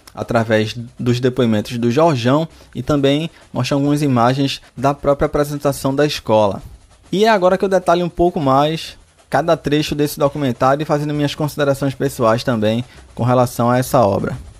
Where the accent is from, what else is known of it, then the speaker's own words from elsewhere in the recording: Recife, Pernambuco, Brazil; eu sou de Recife